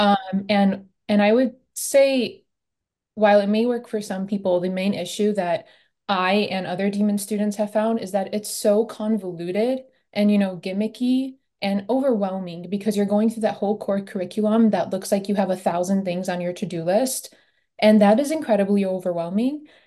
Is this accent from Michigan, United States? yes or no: yes; Michigan, United States; I'm from Michigan